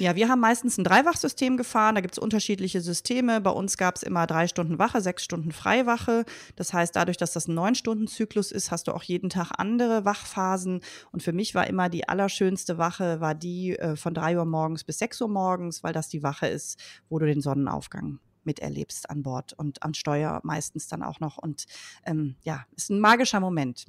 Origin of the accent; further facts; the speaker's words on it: Leverkusen, North Rhine-Westphalia, Germany; Ich bin in Leverkusen geboren und aufgewachsen